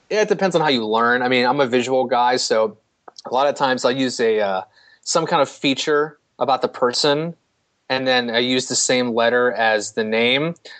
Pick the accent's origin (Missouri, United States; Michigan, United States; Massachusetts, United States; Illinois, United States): Missouri, United States; St. Louis; growing up in St. Louis